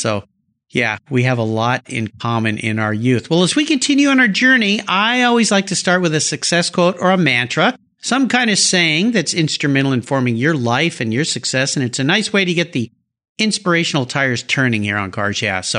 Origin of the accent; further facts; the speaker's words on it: Southern California, United States; I was Southern California